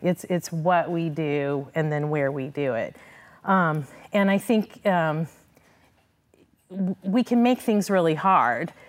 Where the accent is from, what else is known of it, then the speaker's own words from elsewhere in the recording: Midwest, United States; moved away as an adult; now in Florida, United States; I grew up in the Midwest